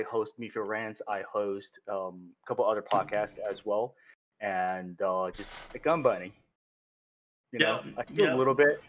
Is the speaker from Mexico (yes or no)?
no; China; now in United States; I'm from China, born, raised there